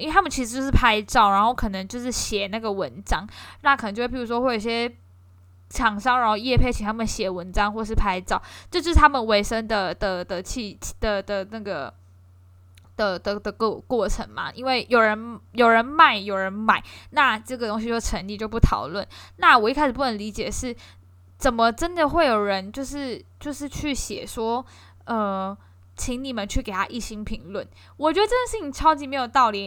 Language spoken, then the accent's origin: Chinese; Kaohsiung, Taiwan; 因为我高雄人啦